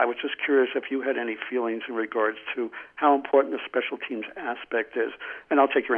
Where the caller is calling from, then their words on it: New Mexico, United States; from New Mexico.